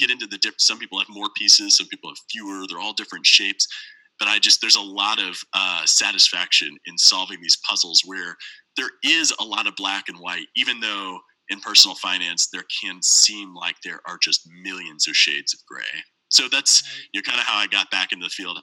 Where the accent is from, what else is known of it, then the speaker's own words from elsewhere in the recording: St. Louis, Missouri, United States; I was born and raised in St. Louis. I currently live here now